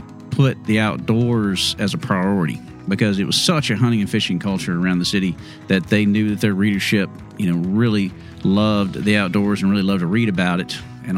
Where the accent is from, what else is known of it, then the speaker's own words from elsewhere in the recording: Houston, Texas, United States; growing up on the east side in Kingwood